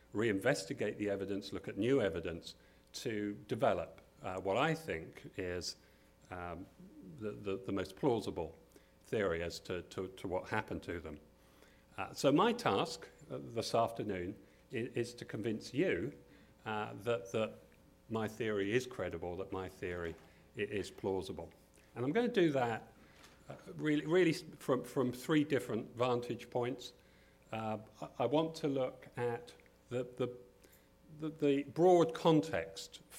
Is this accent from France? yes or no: no; Kent, South East England, United Kingdom; moved away as an adult; also born or lived in Brighton; now in Williamsburg, United States; I come from Kent in southern England